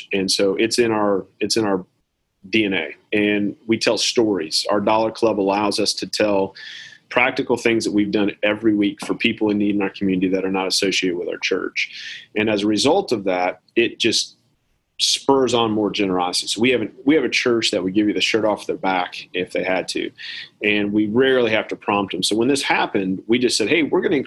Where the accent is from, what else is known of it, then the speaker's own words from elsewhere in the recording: United States; as an American